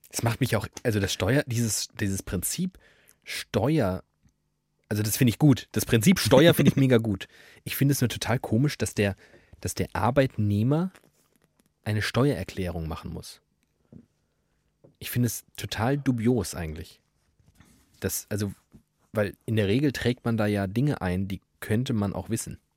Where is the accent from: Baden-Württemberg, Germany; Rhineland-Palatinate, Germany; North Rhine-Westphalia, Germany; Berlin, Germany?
Baden-Württemberg, Germany; Black Forest North National Park; Also ich komme aus dem Nationalpark